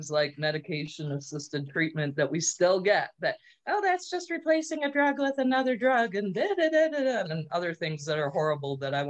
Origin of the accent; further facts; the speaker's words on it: Traverse City, Michigan, United States; moved away as an adult; now in Kalkaska, United States; But I live in Kalkaska and have for going on 20 years now, although I'm originally from Traverse City